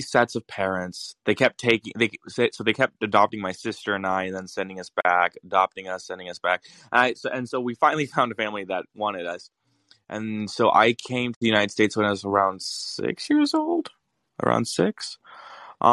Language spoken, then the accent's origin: English; Latvia; moved away; I grew up in Latvia.